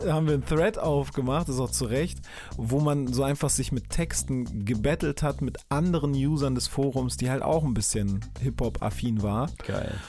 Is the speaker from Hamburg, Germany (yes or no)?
yes; Hamburg, Germany; für mich war dann so als Hamburger